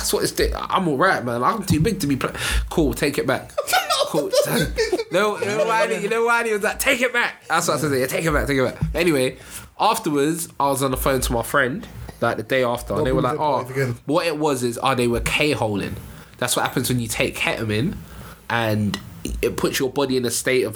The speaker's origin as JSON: {"language": "English", "country": "Nigeria", "said": "I'm Nigerian"}